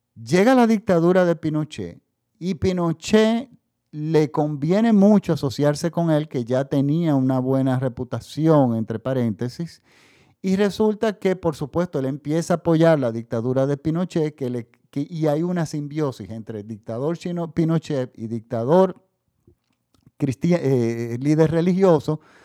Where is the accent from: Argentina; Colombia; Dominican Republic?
Dominican Republic; aquí en mi país también, en República Dominicana